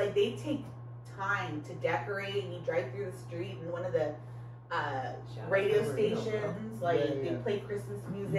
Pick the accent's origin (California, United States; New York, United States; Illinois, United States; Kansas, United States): California, United States; Monterey Park; I grew up in Monterey Park.